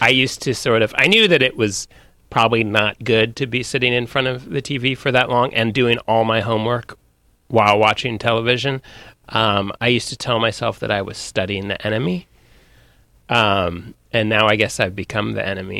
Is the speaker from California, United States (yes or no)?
yes; Sonoma, California, United States; I'm from Sonoma, from the wine country